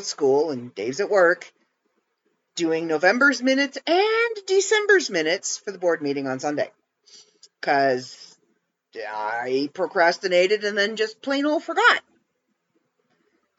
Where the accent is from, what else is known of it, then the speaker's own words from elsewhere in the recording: Canada; As a Canadian, it's something I was used